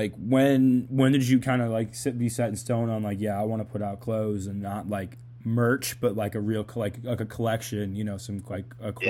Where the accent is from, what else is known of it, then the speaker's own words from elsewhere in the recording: Boston, Massachusetts, United States; I'm from Boston. I don't know if they told you that before we did this. I'm from Massachusetts.